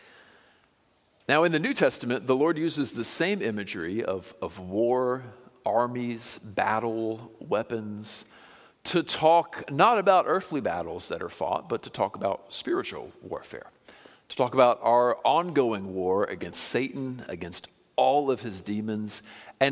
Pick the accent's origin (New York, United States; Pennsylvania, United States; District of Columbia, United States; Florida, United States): Florida, United States; growing up in Florida on the lakes